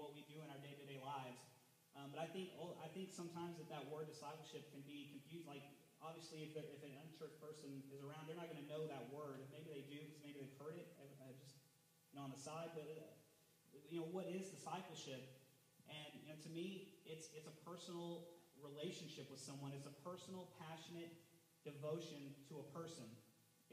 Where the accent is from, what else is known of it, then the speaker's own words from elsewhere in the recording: Texas, United States; I'm from Texas, born and raised